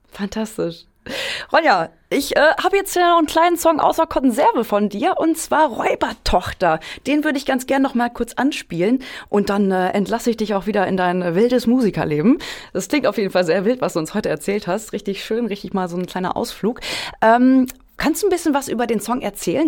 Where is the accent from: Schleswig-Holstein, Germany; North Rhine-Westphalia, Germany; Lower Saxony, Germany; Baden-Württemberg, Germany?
Lower Saxony, Germany; Hameln; ich komme aus Hameln gebürtig